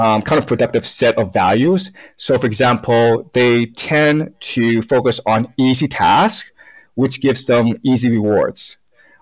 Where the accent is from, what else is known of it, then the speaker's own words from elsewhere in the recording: Toronto, Ontario, Canada; English is a second language; also born or lived in China; now in Beijing, China; And we went over to Canada, Toronto, when I was 6-7 years old